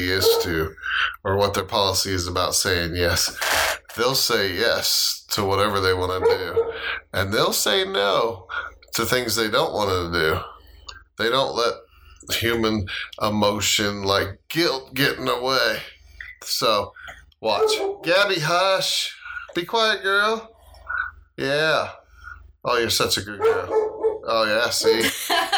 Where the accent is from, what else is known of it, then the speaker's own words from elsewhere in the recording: Florida, United States; moved away; I am from Florida